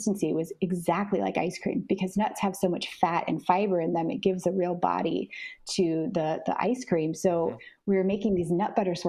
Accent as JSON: {"language": "English", "town": "Anchorage", "region": "Alaska", "country": "United States", "tie": "born or raised there", "also_born_or_lived": "New York City", "moved": "as an adult", "lives_now": "Florida, United States", "said": "I was born and raised in Anchorage, Alaska"}